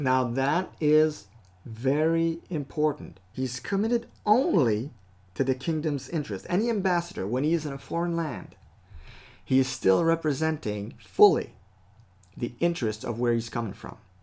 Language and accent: English; Canada; I am a Canadian citizen, okay, by birth